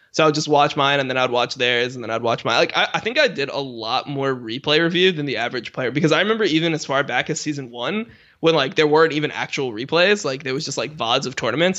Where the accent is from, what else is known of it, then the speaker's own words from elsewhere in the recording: Miami, Florida, United States; where I grew up, 'cause I was, I was from Miami